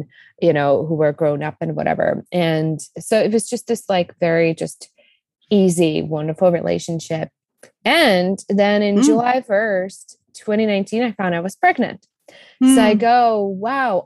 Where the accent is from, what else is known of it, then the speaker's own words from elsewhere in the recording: Czechia; English is a second language; also born or lived in Colorado, United States; now in Costa Rica; you can hear from my accent. I was born in the Czech Republic. I spent a good chunk of my life in the US, in Colorado. Right now, we live in Costa Rica